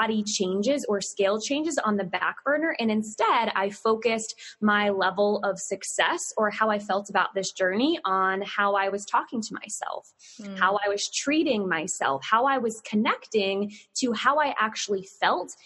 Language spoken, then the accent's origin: English; Southern Virginia, United States; growing up in the South, not as South as you, but Southern Virginia